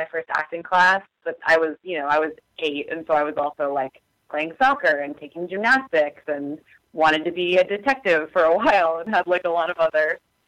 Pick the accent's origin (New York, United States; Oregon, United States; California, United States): Oregon, United States; Portland; moved away; I actually grew up in Clackamas County. I don't know if you know where that is. It's like southeast Portland, essentially.